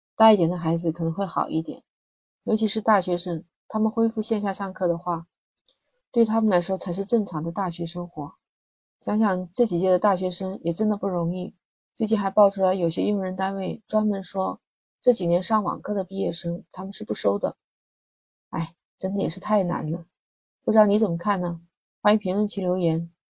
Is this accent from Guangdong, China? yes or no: yes; Guangdong, China; 像我们广东这边的学校放寒假大概就是在一月八号